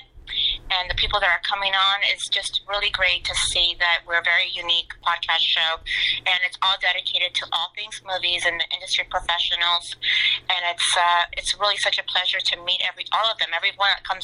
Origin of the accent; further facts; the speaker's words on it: Los Angeles, California, United States; also born or lived in Rosarito, Baja California, Mexico / Simi Valley, California / Beverly Hills, California; my parents moved out here when I was 6 months old to LA, and I've been here ever since. And yeah, this is all I know. I've always been an LA girl